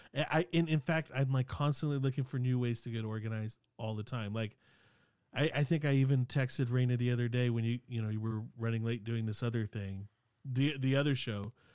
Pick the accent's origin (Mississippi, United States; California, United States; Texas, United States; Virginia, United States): California, United States; Sacramento; English is a second language; growing up in South Sac